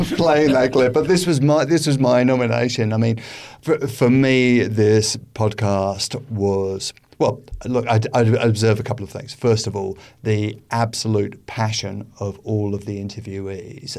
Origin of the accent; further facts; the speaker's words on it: United Kingdom; now in Australia; as we are from Britain originally